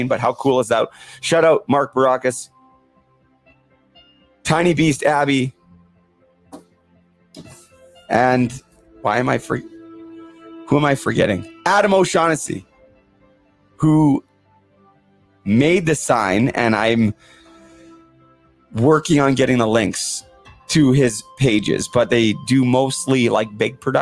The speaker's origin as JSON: {"language": "English", "country": "Canada", "tie": "born or raised there", "said": "growing up in Canada"}